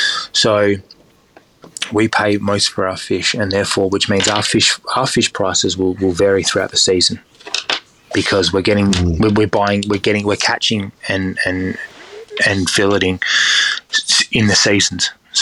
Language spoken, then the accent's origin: English; Stirling, South Australia, Australia; I grew up in Stirling, so that's the reason why it was also in Stirling.